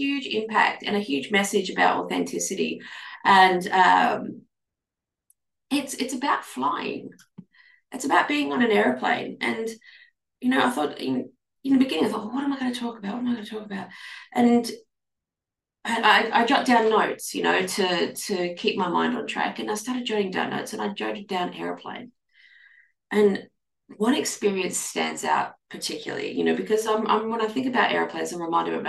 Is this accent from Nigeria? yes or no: no; Australia; I'm an Australian clinical nutritionist